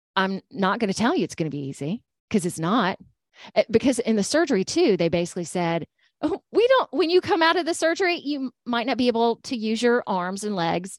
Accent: Georgia, United States; moved away as an adult; now in Alabama, United States; I'm from Georgia.

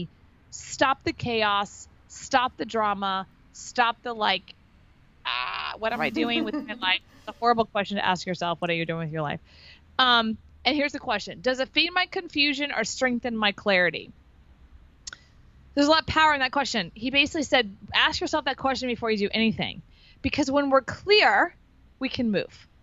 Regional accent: Texas, United States; also born or lived in Florida; now in Austin, United States; I'm from Texas.

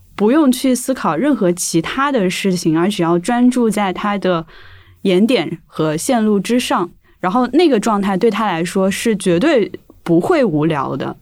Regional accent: Jiangxi, China; accent: Hakka; 我是赣南人嘛，然后嗯可能那个是客家方言

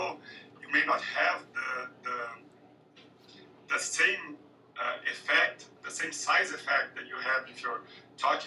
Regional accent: Brazil; I'm from Brazil, and I'm a minority

